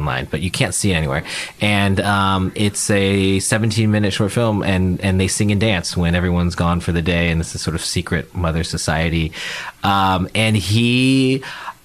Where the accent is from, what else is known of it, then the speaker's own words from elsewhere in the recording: Palo Alto, California, United States; I grew up in Palo Alto next to Stanford